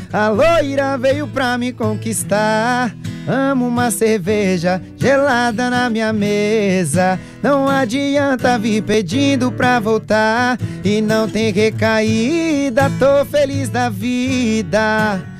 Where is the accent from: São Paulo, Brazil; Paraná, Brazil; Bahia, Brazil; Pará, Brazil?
Bahia, Brazil; Feira de Santana; é um cara de 24 anos, nascido em Feira de Santana.